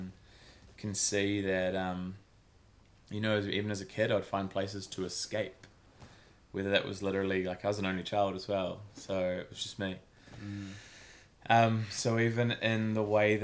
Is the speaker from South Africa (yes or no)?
no; New Zealand; also born or lived in Christchurch, New Zealand / Auckland, New Zealand; I grew up in Christchurch, New Zealand, moved up to Auckland City at about maybe 10 years old